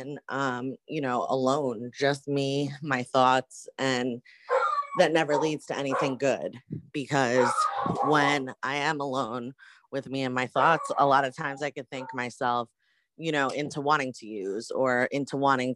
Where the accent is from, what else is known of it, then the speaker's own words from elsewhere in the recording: New Jersey, United States; now in Hartford, United States; I am originally from New Jersey, but right now I am living in Hartford, Connecticut